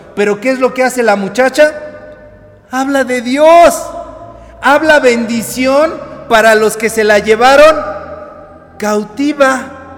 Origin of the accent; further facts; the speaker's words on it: Mexico; nuestro país